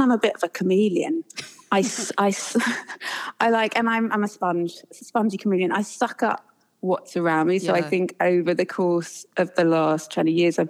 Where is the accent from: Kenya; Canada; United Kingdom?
United Kingdom; England; accent: English; moved away; We've lived here 10 years and I think I probably still sound as English as I've ever done.